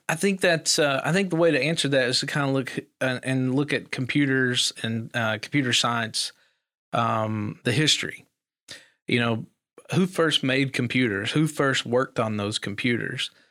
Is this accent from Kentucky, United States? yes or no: yes; Eastern Kentucky, United States; also born or lived in Elkhorn City, Kentucky / Pikeville, Kentucky; I grew up in Eastern Kentucky. Um, a little holler called Biggs Branch